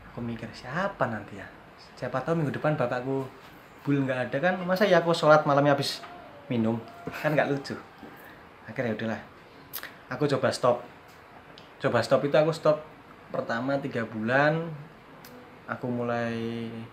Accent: Wonosari, Special Region of Yogyakarta, Indonesia; also born or lived in Cirebon, West Java; lahir di Cirebon Jawa Barat dari SD kelas 5 pindah ke Wonosari

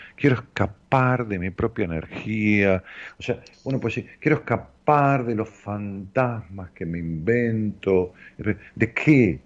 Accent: Ramos Mejía, Buenos Aires Province, Argentina; mi pueblo, de allá de Ramos Mejía, donde yo nací.

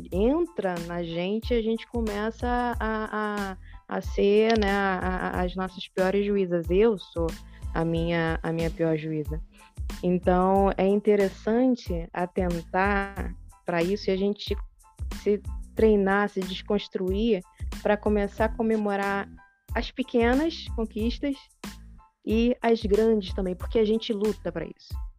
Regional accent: interior of Minas Gerais, Brazil; moved away; eu vim lá do interior de Minas Gerais, da roça

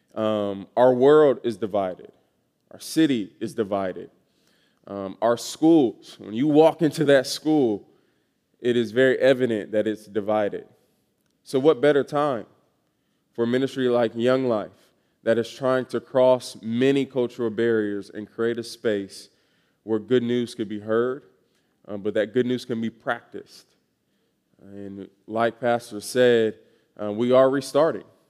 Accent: Atlanta, Georgia, United States; moved away as an adult; I am from Atlanta, Georgia, originally.

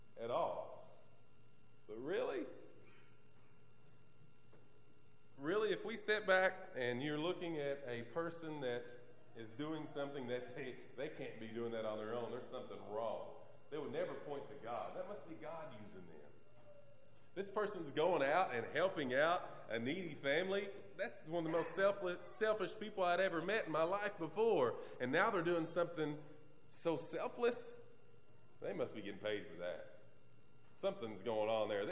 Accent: Bath County, Kentucky, United States; I'm from Bath County

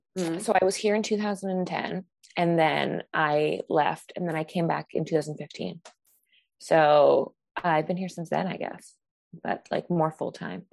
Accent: Brandon, Manitoba, Canada; I'm from Brandon.

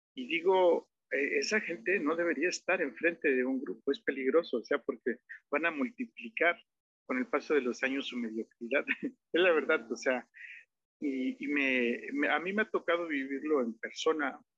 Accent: Nejapa de Madero, Oaxaca, Mexico; yo este, nací en Nejapa de Madero, de padres nejapeños

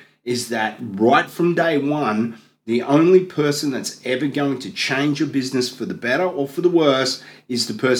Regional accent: Gold Coast, Queensland, Australia; I'm a boy from the Gold Coast

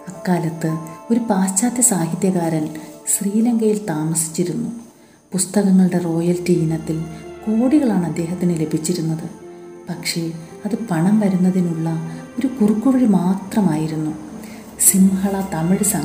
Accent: India; പിന്നീട് ഞാൻ എഴുത്തുകാരിയാണെന്നും ഇന്ത്യക്കാരിയാണെന്നും ഹിന്ദുവാണെന്നും മനസ്സിലായപ്പോൾ അവർ സംസാരിക്കാൻ തയ്യാറായി

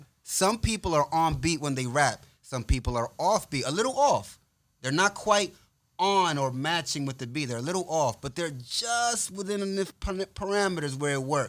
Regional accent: New York, United States; I'm from New York

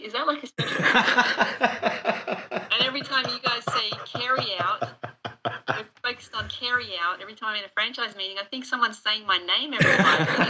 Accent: Australia; accent: Australian; Well, everyone keeps giving me shit because they think I don't sound Australian anymore, that I'm losing my accent.

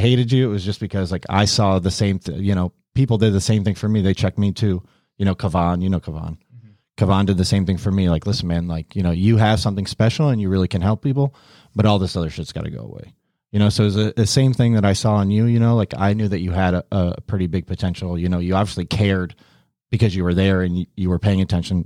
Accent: Syracuse, New York, United States; moved away as an adult; now in Miami, United States; I grew up in the Syracuse area

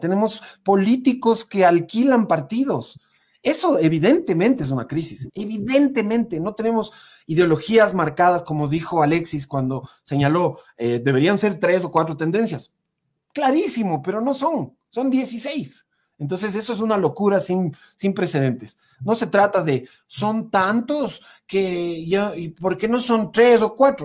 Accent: Ecuador

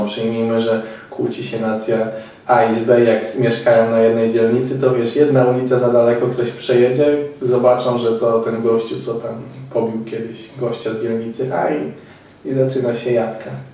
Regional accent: Poland; ja z Polski

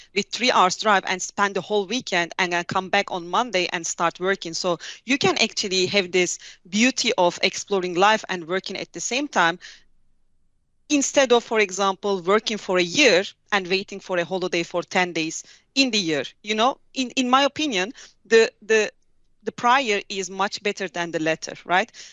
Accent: Hatay, Turkey; moved away as an adult; also born or lived in Ankara / South Africa; I'm from a little city called Hatay, south of Turkey

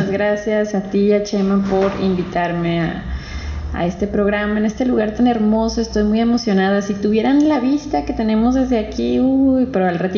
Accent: Guadalajara, Jalisco, Mexico; yo soy de aquí de Guadalajara, de aquí muy cerquita, de por el Parque Morelos.

